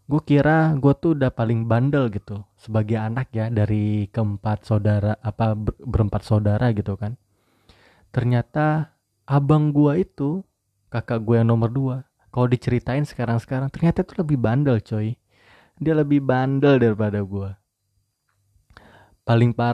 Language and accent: Indonesian; Padang, West Sumatra, Indonesia; kalau gue manggil ibu gue tuh bundo karena gue orang Padang ya jadi gue manggilnya bundo bukan bunda